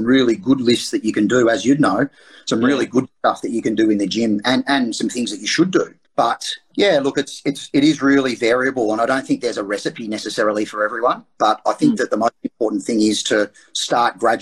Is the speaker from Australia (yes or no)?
yes; Geelong, Victoria, Australia; I actually moved back to Geelong, which was my hometown